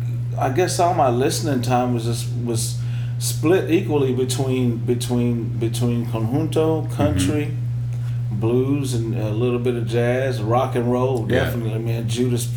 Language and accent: English; Taft, Texas, United States; moved away as an adult; I grew up in South Texas, a small town called, the name of the town is Taft, Texas, okay. T-A-F-T.